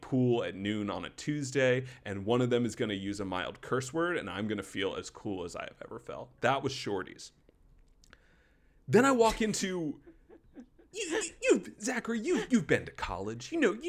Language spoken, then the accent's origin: English; Wake Forest, North Carolina, United States; moved out of my hometown of Wake Forest, North Carolina, kept the name, and just set up shop 3 hours down the road